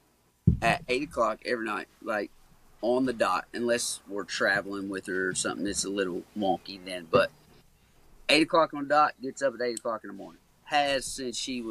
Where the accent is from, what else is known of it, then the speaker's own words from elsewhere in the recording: Caneyville, Kentucky, United States; Growing up in Caneyville, Kentucky, is a small town